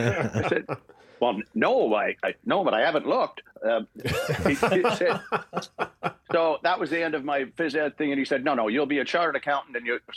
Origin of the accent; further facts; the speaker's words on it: Port Dover, Ontario, Canada; also born or lived in Dublin, Ireland; Barry, Fiona, and myself were born in Ireland, and Rory and Sean were born when we got to Port Dover because we came right from Dublin, Ireland